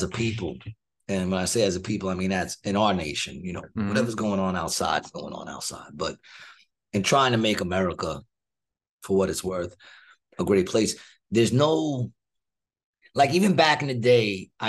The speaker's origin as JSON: {"language": "English", "country": "United States", "said": "I'm American"}